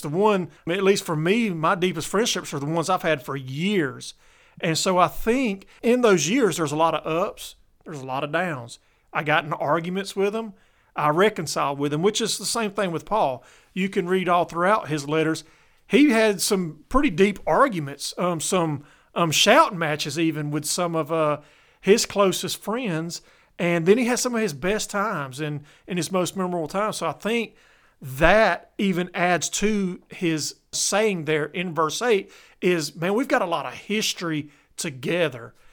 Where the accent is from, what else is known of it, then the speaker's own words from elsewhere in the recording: Columbus, Georgia, United States; now in South Georgia, United States; I grew up in Columbus, which is a military town